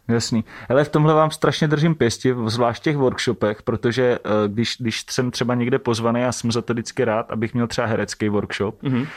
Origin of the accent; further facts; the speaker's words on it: Šumperk, Olomouc Region, Czechia; všichni tři pocházíme ze stejného města, ze Šumperka